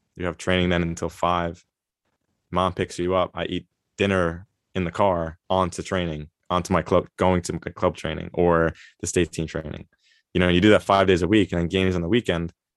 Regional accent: Long Island, New York, United States; moved away as an adult; also born or lived in Mongolia; now in Germany; I grew up on, uh, Long Island in New York

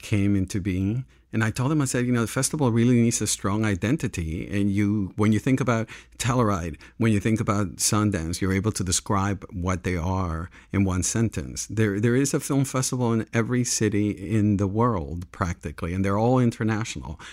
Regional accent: Panama; also born or lived in New York / Los Angeles; now in Santa Barbara, United States; I grew up in Panama

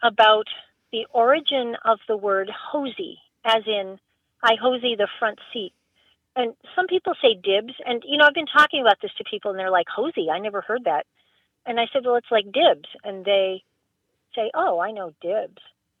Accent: Massachusetts, United States; moved away; also born or lived in Burlington, Massachusetts / Marblehead, Massachusetts / Milwaukee, Wisconsin; I grew up in various places. I was born in Massachusetts. We lived in Burlington. And then we moved to Marblehead. So I was in Massachusetts for most of my childhood and then Milwaukee. And now back to the East Coast again.

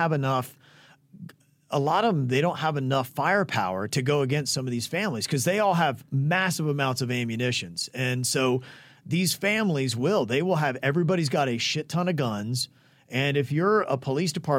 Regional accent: North Carolina, United States; moved away; also born or lived in West Virginia; I was born in North Carolina

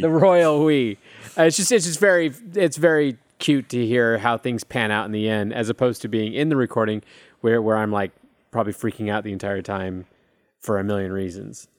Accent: California, United States; moved away as an adult; now in Austin, United States; I grew up in California

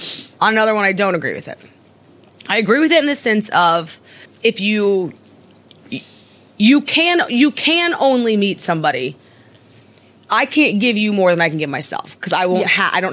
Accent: Midwest, United States; now in New York, United States; I'm from the Midwest

